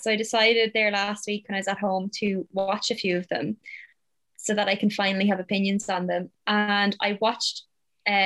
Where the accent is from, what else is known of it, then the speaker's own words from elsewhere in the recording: the Irish Midlands, Ireland; as an Irish person from the Midlands